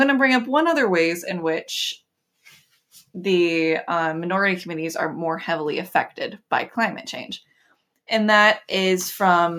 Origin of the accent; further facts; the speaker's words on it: Ohio, United States; moved away; growing up in Ohio